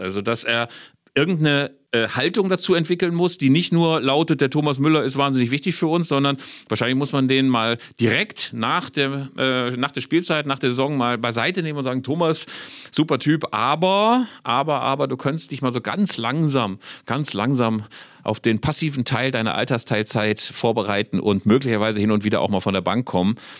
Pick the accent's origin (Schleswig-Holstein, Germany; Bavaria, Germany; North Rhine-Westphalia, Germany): North Rhine-Westphalia, Germany; Bielefeld; Ich als Bielefelder